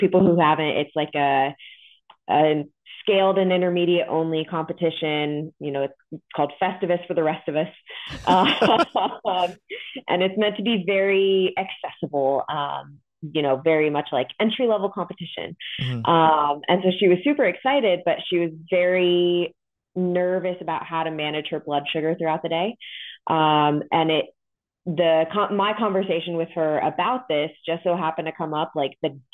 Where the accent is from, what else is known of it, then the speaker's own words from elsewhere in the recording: Modesto, California, United States; moved away as an adult; also born or lived in New Jersey; now in Kansas, United States; I was born and raised in California